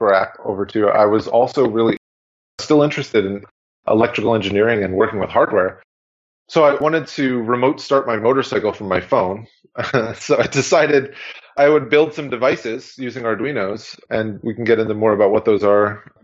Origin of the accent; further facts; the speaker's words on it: Pennsylvania, United States; also born or lived in Los Angeles; I'm from Pennsylvania